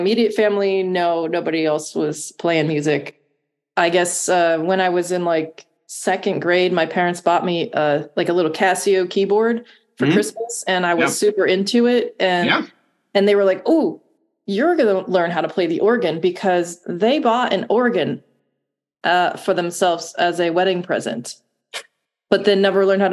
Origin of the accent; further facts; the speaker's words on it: Ashtabula, Ohio, United States; moved away as an adult; also born or lived in Oneonta, New York; now in Columbus, United States; I grew up in Ashtabula, Ohio, which is northeast of Cleveland, about 50 minutes.